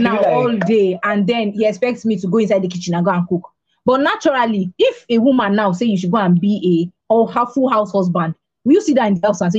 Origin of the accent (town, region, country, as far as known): Nigeria